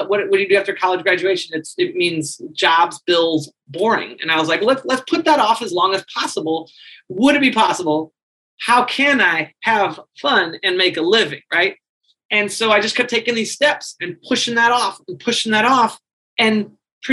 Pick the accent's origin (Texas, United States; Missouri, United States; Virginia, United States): Missouri, United States; St. Louis; moved away as an adult; also born or lived in Chicago / Japan; I'm from St. Louis. I wanted to explore life outside of St. Louis.